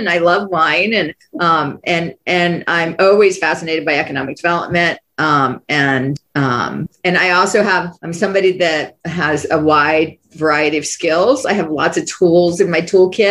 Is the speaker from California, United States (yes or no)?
no; Maryland, United States; moved away as an adult; also born or lived in Bronx, New York / Baltimore; I grew up in a small town in Maryland where my aunt lived up the street